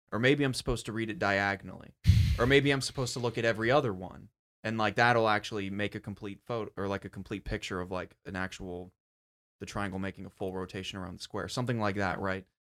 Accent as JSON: {"language": "English", "country": "United States", "said": "me being an American"}